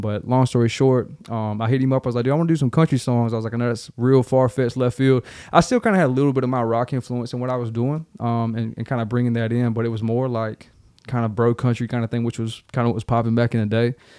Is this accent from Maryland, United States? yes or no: no; Darlington, South Carolina, United States; moved away as an adult; also born or lived in Charleston, South Carolina / Columbia, South Carolina / Lexington, South Carolina; now in Nashville, United States; A little club called Carolina Nightlife, which is right there in Darlington, South Carolina